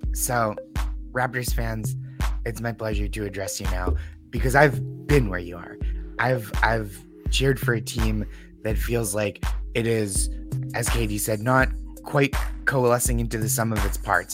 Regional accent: Boston, Massachusetts, United States; now in New York, United States; I'm from Boston, but I live in New York

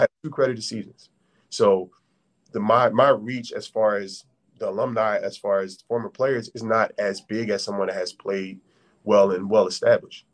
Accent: Philadelphia, Pennsylvania, United States; I'm from Philadelphia.

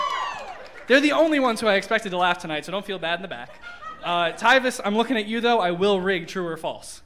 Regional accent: Parma, Ohio, United States; I'm from Parma.

